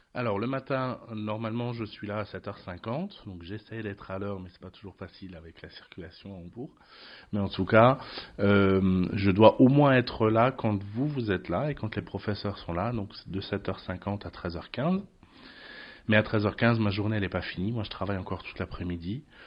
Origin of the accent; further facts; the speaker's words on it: France; moved away as an adult; also born or lived in Trier, Germany / Lorraine, France; je viens de France